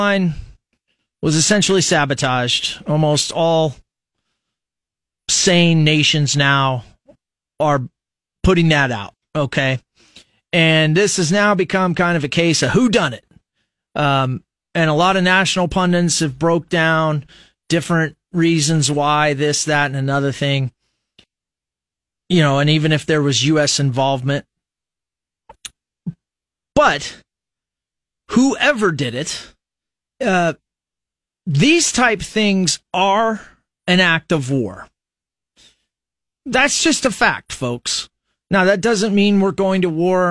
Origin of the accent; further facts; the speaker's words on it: United States; I am an American citizen